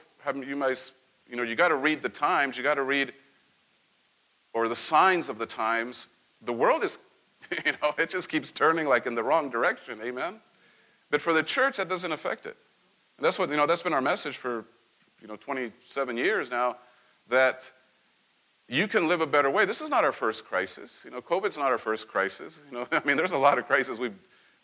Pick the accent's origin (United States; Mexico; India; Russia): Mexico; central Mexico; moved away; Growing up in Mexico and central Mexico.